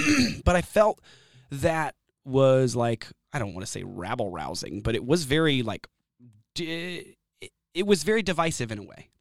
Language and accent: English; Austin, Texas, United States; also born or lived in San Antonio, Texas / Savannah, Georgia / Corpus Christi, Texas / Florida; I was born in San Antonio, Texas. I grew up in Austin, but I did have a little stint in Savannah, Georgia, Corpus Christi, a few other places, Florida